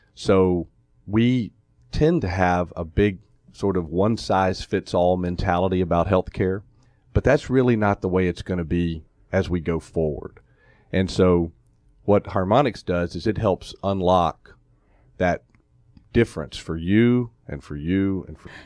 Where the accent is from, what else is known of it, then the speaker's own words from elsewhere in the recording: Atlanta, Georgia, United States; moved away as an adult; also born or lived in Columbia, South Carolina / Fort Worth, Texas / Albuquerque, New Mexico / Memphis, Tennessee; I grew up here in Atlanta, um, went to Tucker High School